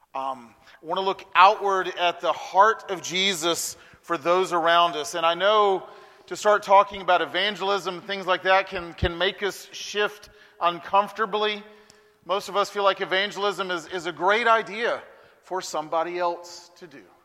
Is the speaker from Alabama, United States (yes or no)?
yes; Huntsville, Alabama, United States; now in Birmingham, United States; I was born and raised in Huntsville, Alabama